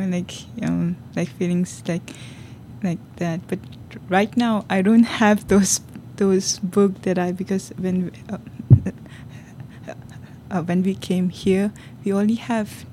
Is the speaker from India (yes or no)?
yes; India; English is a second language; also born or lived in China; now in New York City, United States; I was born in China. I was raised in India